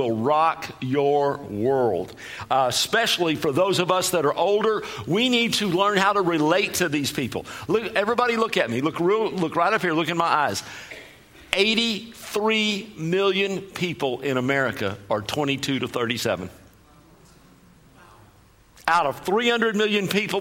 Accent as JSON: {"language": "English", "region": "Texas", "country": "United States", "said": "I sound funny because I'm from Texas. And I talk fast also because I'm from Texas"}